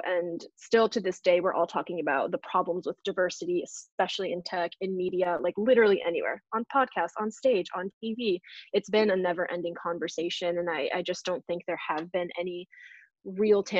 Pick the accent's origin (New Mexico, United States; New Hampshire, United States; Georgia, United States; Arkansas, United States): New Hampshire, United States; moved away as an adult; now in New York City, United States; I'm from New Hampshire. I grew up to a family of immigrants.